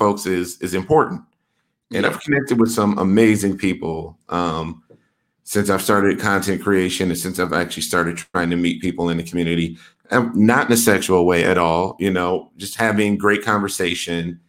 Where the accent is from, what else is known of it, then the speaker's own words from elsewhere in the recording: Wisconsin, United States; moved away; I'm from Wisconsin originally